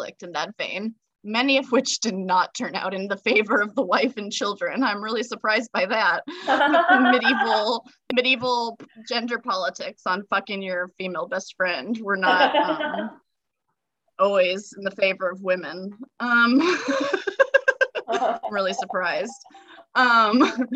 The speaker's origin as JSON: {"language": "English", "country": "United States", "said": "I'm such a shitty American"}